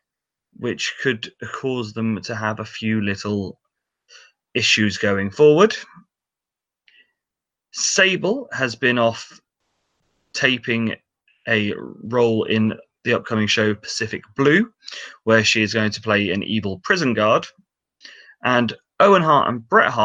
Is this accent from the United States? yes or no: no; England, United Kingdom; we're English